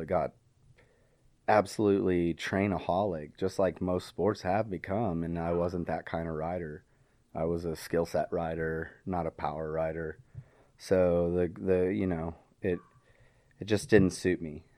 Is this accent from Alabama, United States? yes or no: no; Wichita, Kansas, United States; moved away; also born or lived in Texas; I was eleven, kinda locally in the Wichita, Kansas area. Um, and it took all of a half of a year for my parents to get behind me, start a B M X track in my hometown